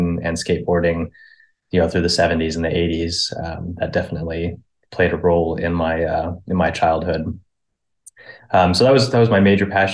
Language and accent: English; Tracy, California, United States; born and raised in Tracy, nothing noteworthy there.